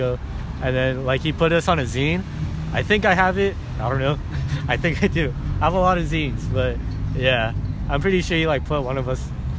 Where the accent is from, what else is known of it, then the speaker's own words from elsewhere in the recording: South Bay Harbor area, next to Torrance, California, United States; I'm like from Umeda. I'm like next door to Torrance.